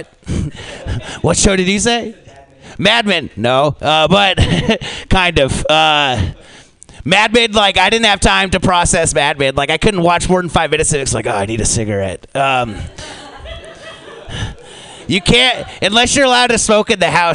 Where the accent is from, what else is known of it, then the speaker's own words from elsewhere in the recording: United States; as an American